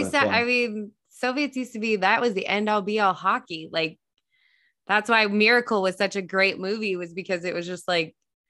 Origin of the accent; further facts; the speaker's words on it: United States; now in Dallas, United States; I was originally from Lake Tahoe. So now we're here.